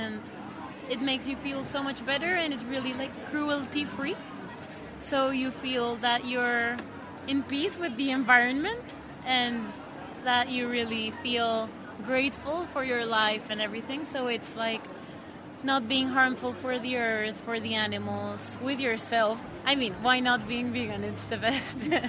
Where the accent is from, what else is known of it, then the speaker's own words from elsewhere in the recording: Colombia; moved away; I come from Colombia.